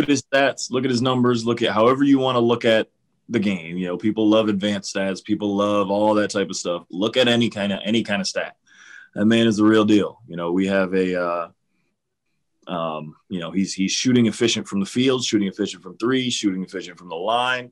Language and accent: English; Cleveland, Ohio, United States; I grew up in Cleveland. I'm from here